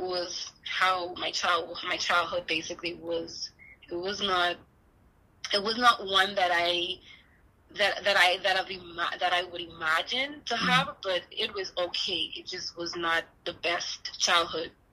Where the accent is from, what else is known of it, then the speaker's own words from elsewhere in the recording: Bahamas; now in Houston, United States; I'm not from Houston, Texas, but that's where I'm at now. I'm originally from the Bahamas.